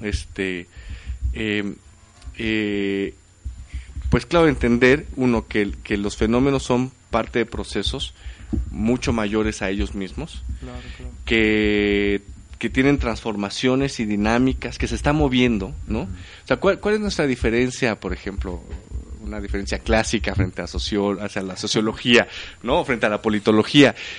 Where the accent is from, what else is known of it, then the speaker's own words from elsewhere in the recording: Oaxaca, Mexico; moved away; mi pueblo allá en Oaxaca